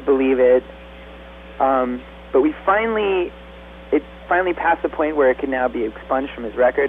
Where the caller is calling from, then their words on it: Woodstock, New York, United States; Woodstock, New York.